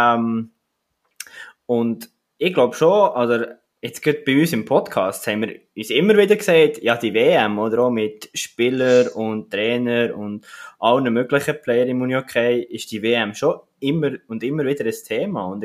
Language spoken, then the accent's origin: German; Switzerland; für mich auch als Schweizer Sportfan